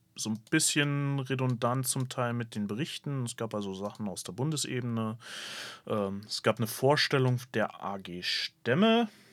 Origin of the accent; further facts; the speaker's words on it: Bremen, Germany; als Bremer